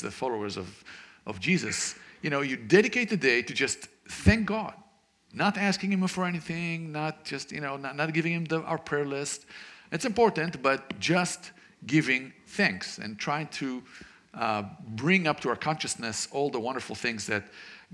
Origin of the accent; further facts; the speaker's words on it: Israel; I was born and raised in Israel to what we would call in Israel a traditional Jewish family